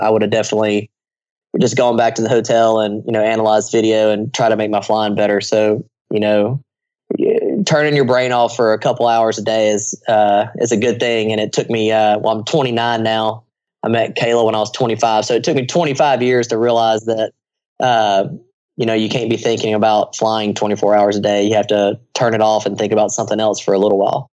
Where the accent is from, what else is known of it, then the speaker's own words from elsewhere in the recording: United States; I'm an American.